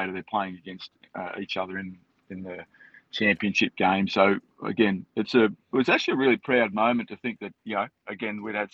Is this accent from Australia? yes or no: yes; Australia; I'm from Australia.